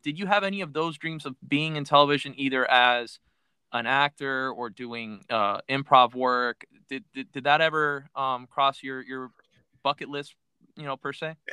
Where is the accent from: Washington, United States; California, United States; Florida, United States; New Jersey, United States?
Florida, United States; Miami; I'm originally from Miami